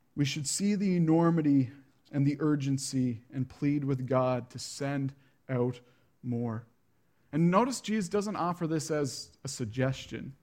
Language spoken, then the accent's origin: English; Prince Edward Island, Canada; I grew up in a subdivision on P